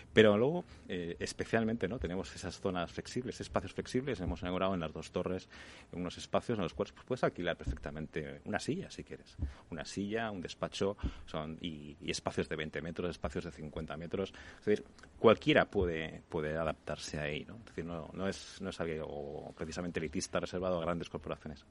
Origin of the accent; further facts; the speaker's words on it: Barcelona, Catalonia, Spain; now in Madrid, Spain; Yo que soy de Barcelona